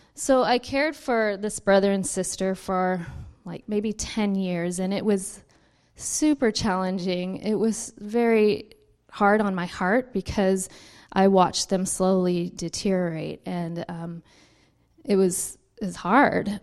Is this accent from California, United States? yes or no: yes; Richmond, California, United States; also born or lived in Missouri; I grew up in Richmond